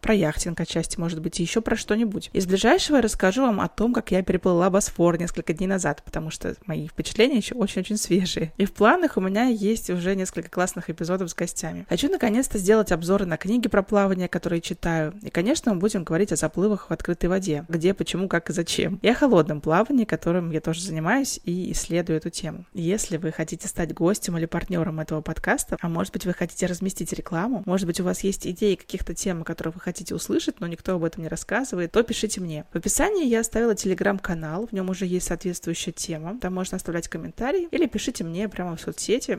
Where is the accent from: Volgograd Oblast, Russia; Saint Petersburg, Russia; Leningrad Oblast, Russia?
Saint Petersburg, Russia; а я из Петербурга